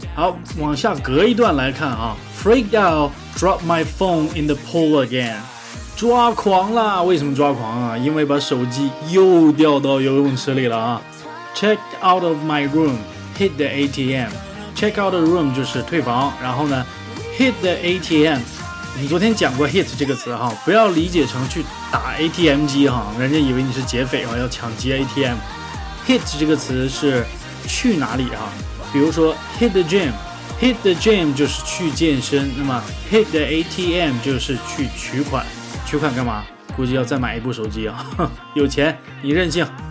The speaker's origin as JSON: {"language": "Chinese", "country": "China", "said": "我们中国人"}